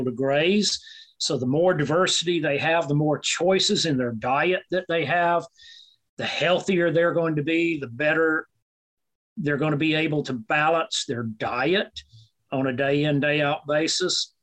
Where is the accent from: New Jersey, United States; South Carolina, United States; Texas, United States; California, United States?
South Carolina, United States; moved away; also born or lived in Mississippi / Alabama; I grew up in South Carolina.